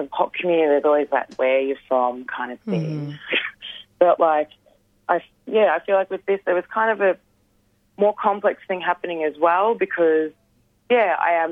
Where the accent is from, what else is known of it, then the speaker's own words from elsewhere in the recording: Geelong, Victoria, Australia; I grew up in Wathaurong country, more commonly known as Geelong